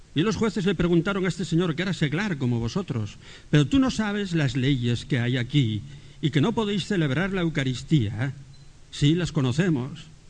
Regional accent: Spain; nosotros somos españoles.

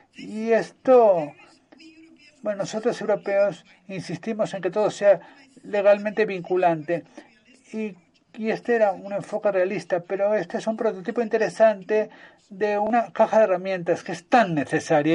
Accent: United States; Como norteamericana

